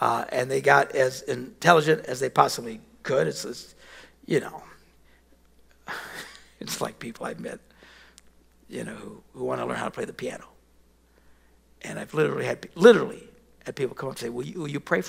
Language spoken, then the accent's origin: English; Wisconsin, United States; we're from Wisconsin, cows